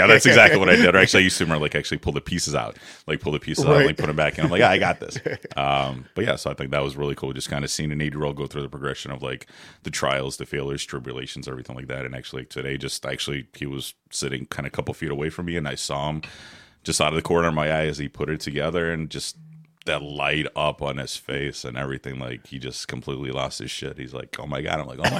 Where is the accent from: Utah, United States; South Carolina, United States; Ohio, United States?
Ohio, United States; Mayfield Heights; also born or lived in Odessa, Ukraine; Originally from Ukraine, Odessa, Ukraine. Came here in 89, so I was 10 years old when we came over here. I grew up in the Mayfield Heights area.